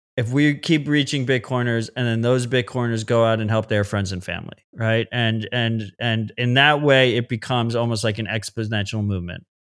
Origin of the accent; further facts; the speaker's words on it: United States; As an American